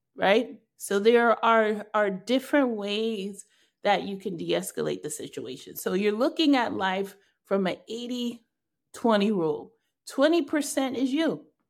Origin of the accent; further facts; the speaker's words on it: New York, United States; I'm clearly a New Yorker